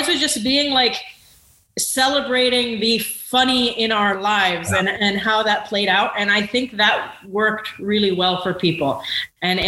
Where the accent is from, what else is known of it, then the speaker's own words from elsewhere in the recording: Rancho Cucamonga, California, United States; when I grew up in Rancho Cucamonga, I thought I was like a true blue American